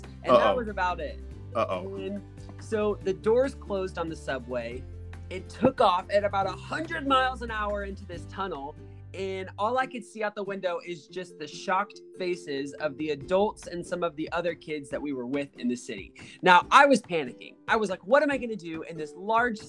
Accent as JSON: {"language": "English", "region": "Georgia", "country": "United States", "also_born_or_lived": "Atlanta, Georgia", "moved": "as an adult", "lives_now": "North Carolina, United States", "said": "I used to live with my family in Georgia"}